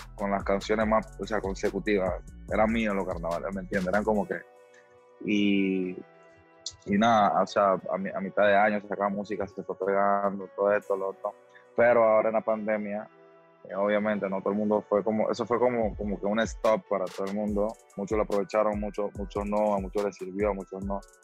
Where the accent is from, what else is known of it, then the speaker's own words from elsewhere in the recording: Panama; en mi país, en mi país, en Panamá